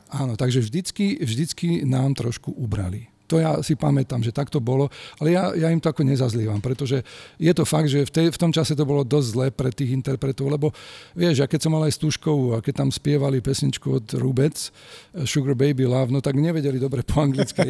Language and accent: Slovak; Žilina, Žilina Region, Slovakia; also born or lived in Bratislava; ja som robil aj rozhovor v rádiu u nás v Žiline